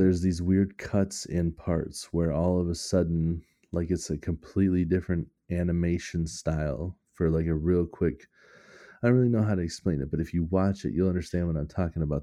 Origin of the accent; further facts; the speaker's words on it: United States; I'm American